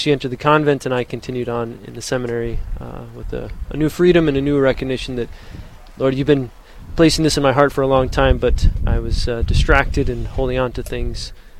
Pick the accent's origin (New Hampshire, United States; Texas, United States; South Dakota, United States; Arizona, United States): South Dakota, United States; Mitchell; I grew up in Mitchell, South Dakota, and as a 15, 16-year-old